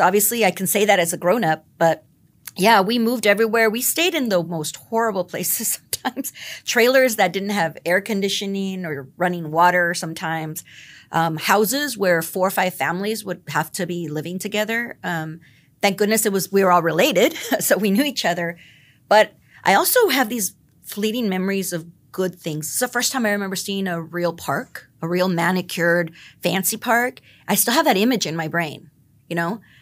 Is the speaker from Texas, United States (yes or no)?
yes; the Rio Grande Valley, Texas, United States; also born or lived in Philadelphia; now in San Antonio, United States; I'm from the Valley